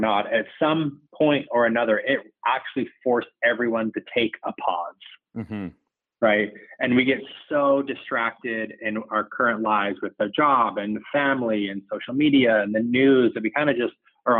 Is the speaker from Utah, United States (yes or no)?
yes; Salt Lake City, Utah, United States; I grew up in Salt Lake City, Utah.